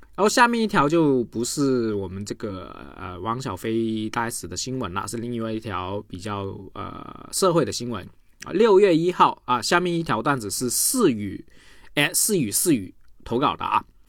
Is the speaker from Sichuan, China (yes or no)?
no; Guangdong, China; 我广东人读不准啊